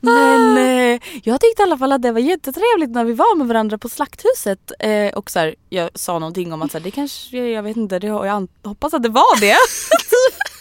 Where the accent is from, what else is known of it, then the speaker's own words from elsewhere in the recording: Stockholm, Stockholm County, Sweden; det är söder om söder, så att där jag är uppvuxen